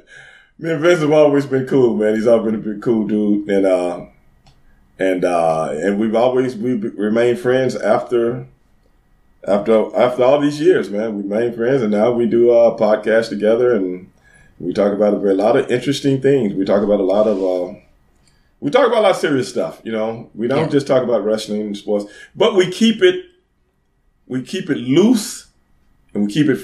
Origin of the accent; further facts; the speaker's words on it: Texas, United States; I'm from Texas